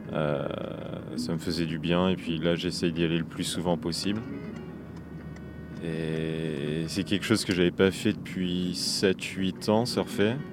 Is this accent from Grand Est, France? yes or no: no; La Rochelle, Nouvelle-Aquitaine, France; j'ai 23 ans. Euh, je viens de. je viens de La Rochelle.